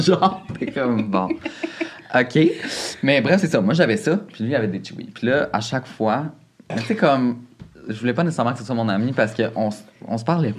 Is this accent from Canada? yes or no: yes; Saint-Lin–Laurentides, Quebec, Canada; dans mon quartier à moi, moi je venais de Saint-Lin